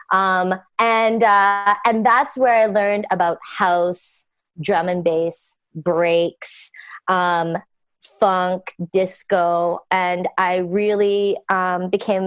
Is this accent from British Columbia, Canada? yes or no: yes; Pitt Meadows, British Columbia, Canada; moved away as an adult; also born or lived in Vancouver, Canada / Toronto, Canada; I grew up in a small town called Pitt Meadows, British Columbia in Canada.